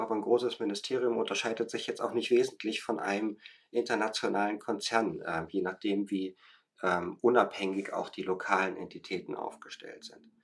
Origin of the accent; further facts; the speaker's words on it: Germany; moved away as an adult; now in Berlin, Germany; ich komme aus dem Harz